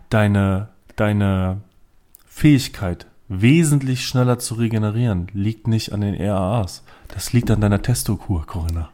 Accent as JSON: {"language": "German", "town": "Düsseldorf", "region": "North Rhine-Westphalia", "country": "Germany", "tie": "born or raised there", "moved": "yes", "said": "aus meiner Heimatstadt"}